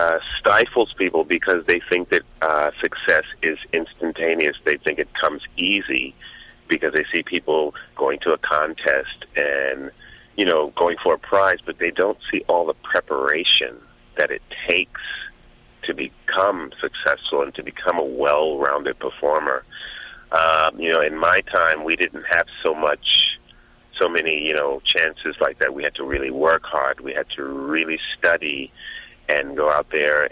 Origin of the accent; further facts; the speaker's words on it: New York City, New York, United States; now in Los Angeles, United States; I grew up in Brooklyn, you know, and back in the 70s